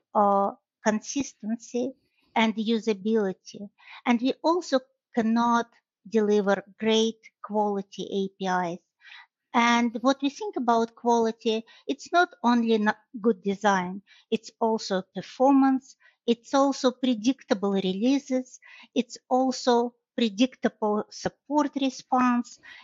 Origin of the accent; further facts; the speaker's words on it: Russia; moved away as an adult; now in Michigan, United States; Originally, I'm from Russia, but I live in Michigan for more than 25 years